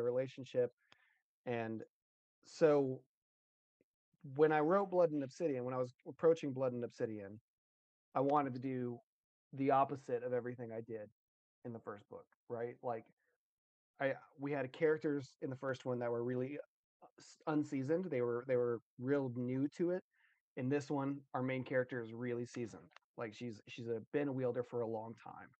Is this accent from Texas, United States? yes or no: yes; Texas, United States; because I'm from Texas, I'm a big Western guy